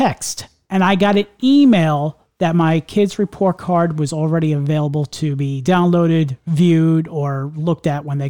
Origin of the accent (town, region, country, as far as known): Long Island, New York, United States; born or raised there; moved away